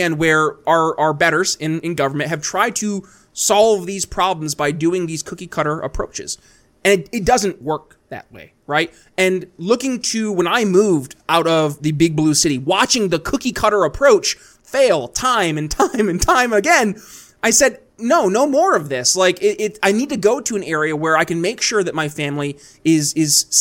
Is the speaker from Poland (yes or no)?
no; New York, United States; moved away as an adult; also born or lived in Philadelphia, Pennsylvania; now in eastern Indiana, United States; I saw in my home state of New York State it happening. And I couldn't raise a family there